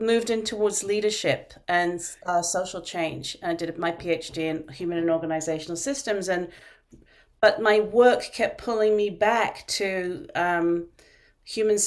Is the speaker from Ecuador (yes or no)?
no; London, United Kingdom; moved away as an adult; also born or lived in Vermont; now in United States; I'm from the UK, you can probably tell from my accent, although people always think I'm from Australia or South Africa, but I'm originally from London